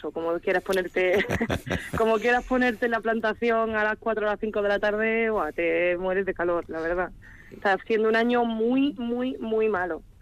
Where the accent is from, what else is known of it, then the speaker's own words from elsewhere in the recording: Cádiz, Andalusia, Spain; now in Quintana, Spain; yo vengo de Cádiz